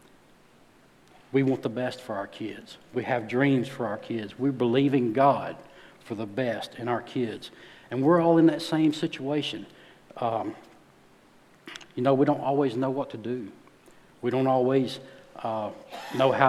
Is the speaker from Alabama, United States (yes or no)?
yes; north Alabama, United States; moved away; I'm from Alabama, small town, in case you can't tell by my accent. I'm from up north.